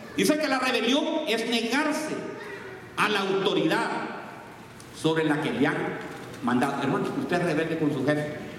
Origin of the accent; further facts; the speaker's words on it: Jalisco, Mexico; yo soy de Jalisco